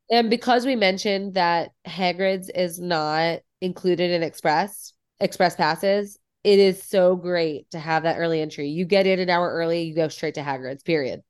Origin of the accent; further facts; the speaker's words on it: Midwest, United States; I'm from the Midwest and haunted houses are, like, such a thing here